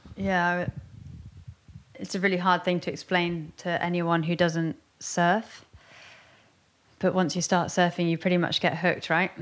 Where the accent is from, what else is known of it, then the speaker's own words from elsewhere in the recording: Westward Ho!, South West England, United Kingdom; I grew up in Westwood Ho, which is kind of the, I always think it's a bit of the underground town in North Devon